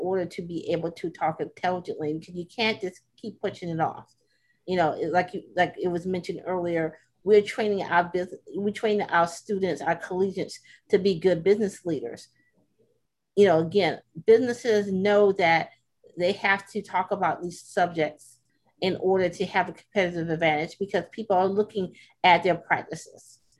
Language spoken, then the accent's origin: English; the South, United States; again, I'm from the South.